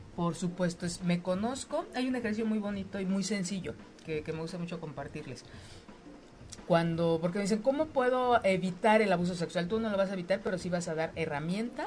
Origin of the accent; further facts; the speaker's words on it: Mexico; esta educación tan polarizada que tenemos como mexicanas, como mexicanos